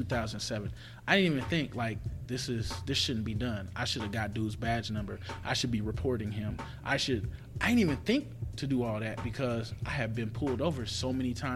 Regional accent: Compton, California, United States; moved away as an adult; now in Indiana, United States; I grew up in Compton

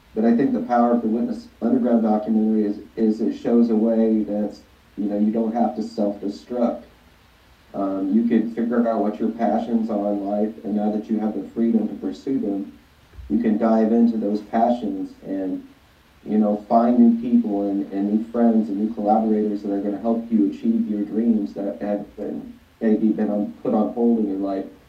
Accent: St. Louis, Missouri, United States; growing up in St. Louis as a musician

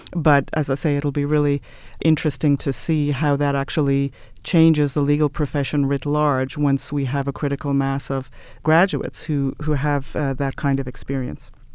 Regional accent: Ireland; moved away as an adult; I'm from Ireland originally

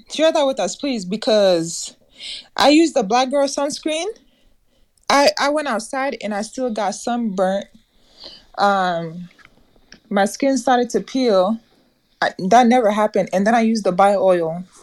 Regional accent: Nebraska, United States; also born or lived in East Africa; now in Texas, United States; I'm from East Africa, but I've, I grew up here in America since I was eight years old

